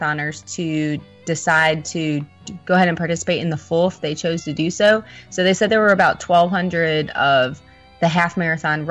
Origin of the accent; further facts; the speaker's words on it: Midwest, United States; also born or lived in Michigan; now in Florida, United States; I'm from the Midwest